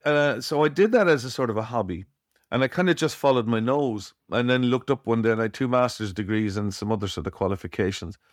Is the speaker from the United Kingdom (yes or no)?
no; Cork, Munster, Ireland; I was born in Cork in Ireland